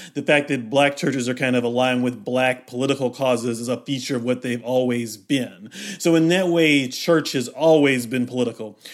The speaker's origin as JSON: {"language": "English", "region": "Kentucky", "country": "United States", "tie": "born or raised there", "said": "I grew up in Kentucky"}